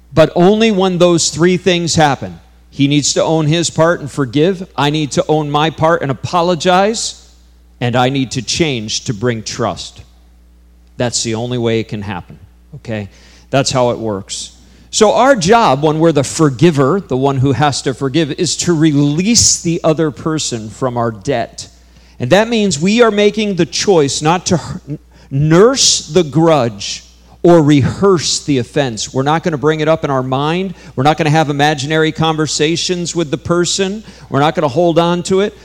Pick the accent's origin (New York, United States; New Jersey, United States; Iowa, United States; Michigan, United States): New York, United States; I grew up in New York, just an hour from here